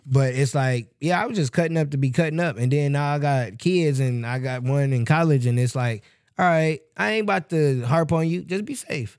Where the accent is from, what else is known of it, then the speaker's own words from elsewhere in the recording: Michigan City, Indiana, United States; moved away; we're from Michigan City, so it's small